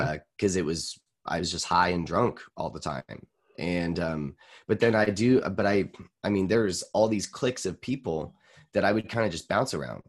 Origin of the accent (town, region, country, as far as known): Boise, Idaho, United States